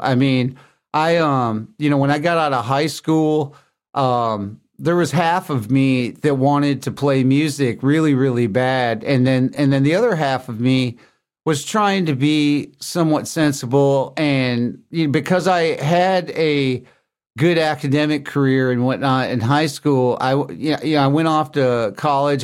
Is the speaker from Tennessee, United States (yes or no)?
yes; Lebanon, Tennessee, United States; moved away; also born or lived in Grosse Pointe, Michigan; I grew up in Tennessee in a town called Lebanon.